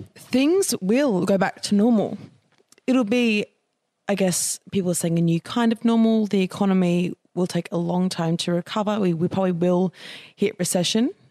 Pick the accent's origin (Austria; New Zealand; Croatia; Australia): Australia; as young Australian people